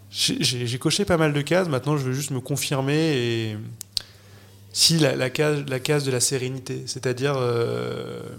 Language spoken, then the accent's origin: French; Noirmoutier, Pays de la Loire, France; moved away; also born or lived in Paris; J'ai grandi à Noirmoutier, moi j'allais en vélo à l'école, j'avais un jardin